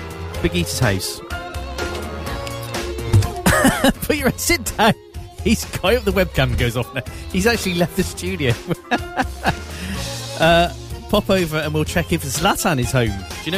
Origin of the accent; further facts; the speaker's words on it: Ireland; now in Newcastle, United Kingdom; I didn't like moving to Newcastle, like, because I'm really Irish, but I've lived there so long.